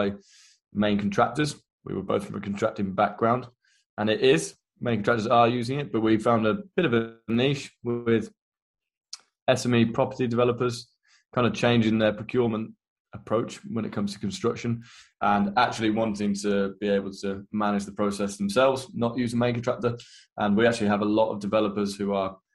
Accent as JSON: {"language": "English", "region": "Midlands", "country": "United Kingdom", "also_born_or_lived": "London", "moved": "as an adult", "said": "I am from the Midlands, and I was a quantity surveyor."}